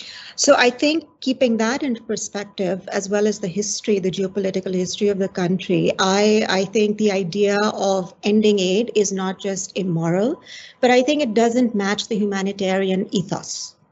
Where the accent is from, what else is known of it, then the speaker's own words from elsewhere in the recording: Pakistan; as a Pakistani. So I am a neighbor to Afghanistan.